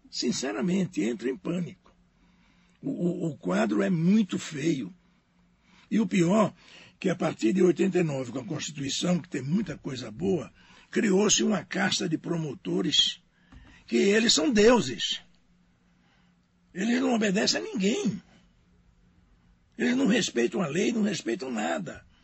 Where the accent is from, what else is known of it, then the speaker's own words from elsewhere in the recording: Pernambuco, Brazil; Não, sou pernambucano.